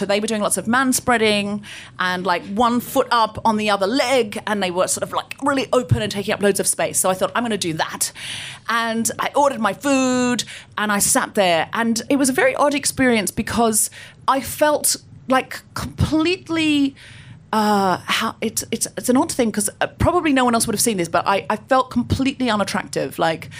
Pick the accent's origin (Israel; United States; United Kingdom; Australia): Australia; Gold Coast, Queensland; I grew up on the Gold Coast. I know I don't sound especially Australian, but I read a lot of Enid Blyton as a child, and I picked up the accent from the books.